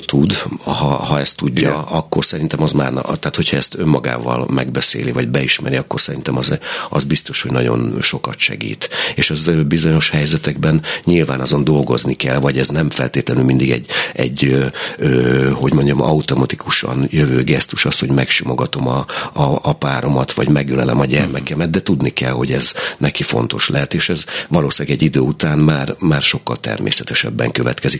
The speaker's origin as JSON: {"language": "Hungarian", "town": "Berkesz", "region": "Szabolcs-Szatmár-Bereg", "country": "Hungary", "tie": "born or raised there", "said": "a Berkesz, ahol én tulajdonképpen nevelkedtem, a Berkeszi gyermekotthonban"}